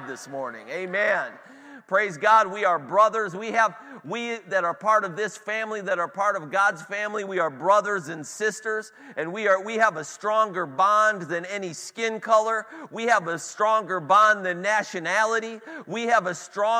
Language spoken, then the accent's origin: English; Cleveland, Ohio, United States; I'm from Cleveland